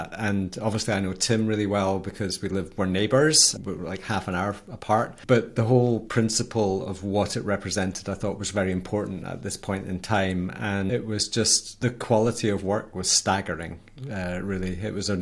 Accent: Scotland, United Kingdom; I'm Scottish.

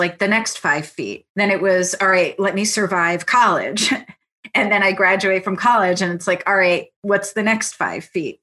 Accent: Hudson Valley, New York, United States; first language Italian; English is a second language; also born or lived in Milan, Italy; born in Milan, Italy. And so I was 5 years old when we came to the States, and I grew up in the Hudson Valley, which is about an hour and a half north of New York City.

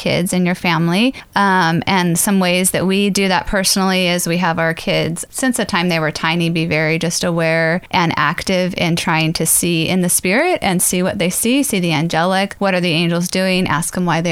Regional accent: San Diego, California, United States; I'm from San Diego, California.

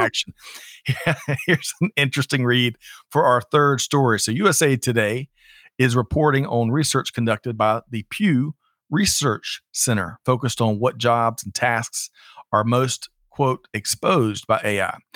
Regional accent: Aiken, South Carolina, United States; I grew up in Aiken, South Carolina, getting my hair cut.

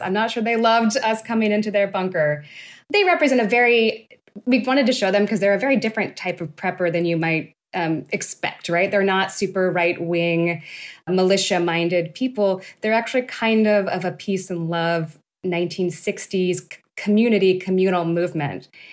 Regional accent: Turlock, California, United States; I'm from Central Valley, California. I'm from a town called Turlock

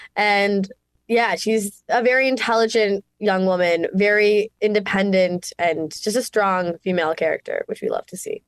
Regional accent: Mississauga, Ontario, Canada; moved away; I'm Canadian, from good old Miss Saga, Ontario, Canada, born and raised

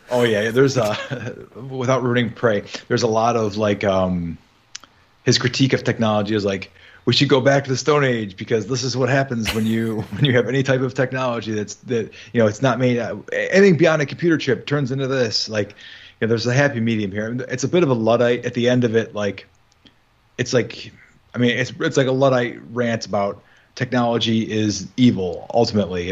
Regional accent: Midwest, United States; I'm from the Midwest

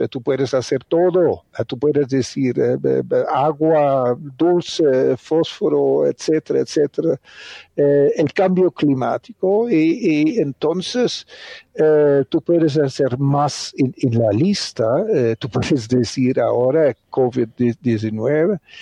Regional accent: Netherlands; Spanish is a second language; moved away as an adult; also born or lived in Colombia / Brazil / Argentina; now in Cali, Colombia; soy un, holandés agroeconomista de origen

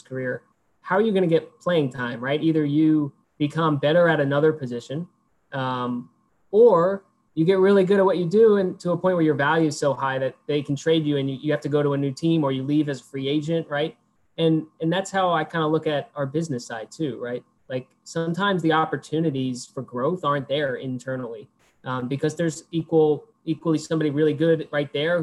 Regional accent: New York, United States; moved away as an adult; also born or lived in Frisco, Texas; my hometown team, the New York Mets

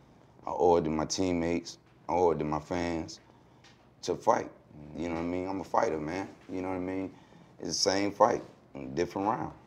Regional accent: Newport News, Virginia, United States; also born or lived in Hampton; I was born in Hampton, but brought up in Newport News.

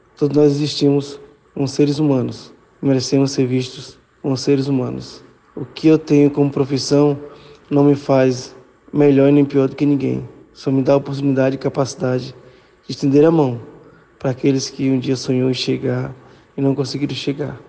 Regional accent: Acre, Brazil; sou filho da terra aqui de, do estado do Acre

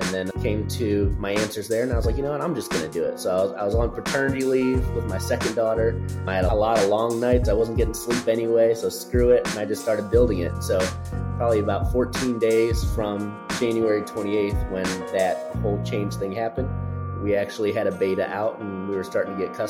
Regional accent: Chicago, Illinois, United States; now in Houston, United States; So I'm originally from Chicago, but gone all over the place up until now here in Houston.

